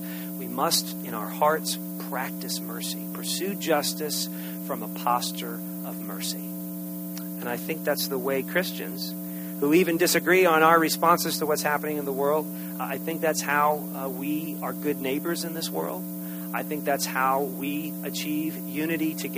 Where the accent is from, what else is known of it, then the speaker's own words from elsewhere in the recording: United States; as American citizens